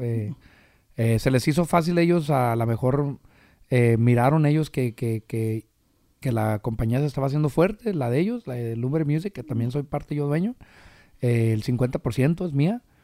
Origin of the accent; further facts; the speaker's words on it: Michoacán, Mexico; soy michoacano hasta el tope.